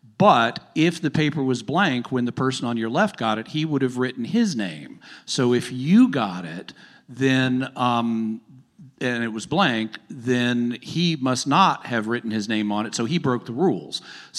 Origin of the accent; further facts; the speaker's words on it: the South, United States; I'm from the South. That's not going to work.